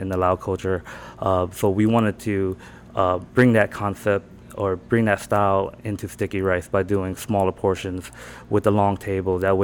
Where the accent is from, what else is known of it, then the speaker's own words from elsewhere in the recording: North Carolina, United States; moved away as an adult; also born or lived in California / Laos; now in Orlando, United States; I grew up here. Born in California, mm-hmm. raised in North Carolina